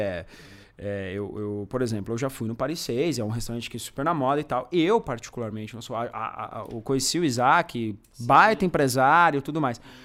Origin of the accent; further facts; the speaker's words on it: São Bernardo do Campo, São Paulo, Brazil; also born or lived in São Caetano do Sul; now in São Paulo, Brazil; de São Bernardo, uh, região metropolitana, enfim. Nasci lá, morei em São Caetano um tempo